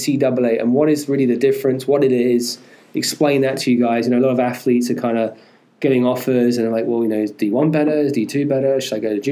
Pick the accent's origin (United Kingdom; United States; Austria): United Kingdom; England; moved away; where I'm from England